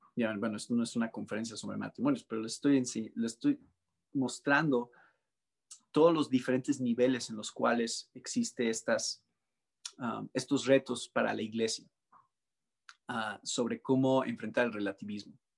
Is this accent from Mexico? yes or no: yes; Mexico; arraigado tanto en nuestras tradiciones como mexicanos